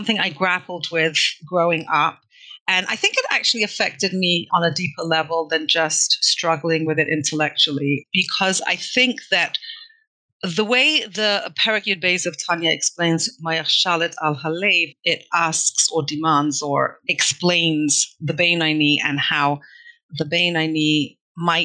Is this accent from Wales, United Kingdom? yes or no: no; London, United Kingdom; now in Toronto, Canada; I grew up in London, England